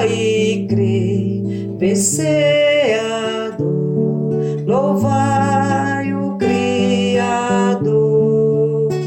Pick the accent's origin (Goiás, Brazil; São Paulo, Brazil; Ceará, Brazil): Ceará, Brazil; Orós; now in Goiânia, Brazil; Sou cearense, natural de Oróis, né, no sertão do Ceará. Filha de agricultores, com muito orgulho. Hoje moro em Goiânia.